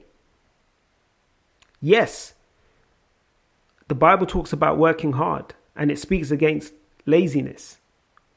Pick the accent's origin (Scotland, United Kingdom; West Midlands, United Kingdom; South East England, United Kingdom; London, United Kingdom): London, United Kingdom; accent: South London; my South London accent